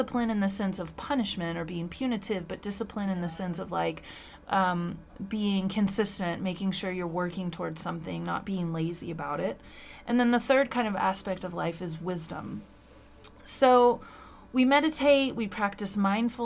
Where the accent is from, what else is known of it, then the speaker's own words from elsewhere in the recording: United States; as an American